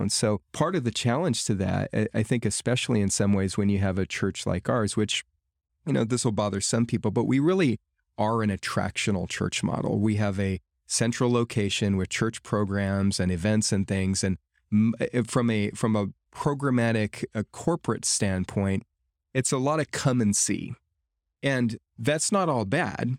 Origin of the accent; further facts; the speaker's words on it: United States; living here in my home culture of America